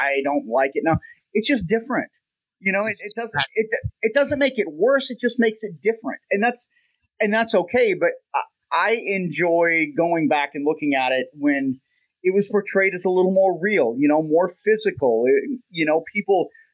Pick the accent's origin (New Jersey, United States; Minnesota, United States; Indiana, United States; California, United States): Minnesota, United States; southwestern; I grew up in southwestern Minnesota, and I'm 47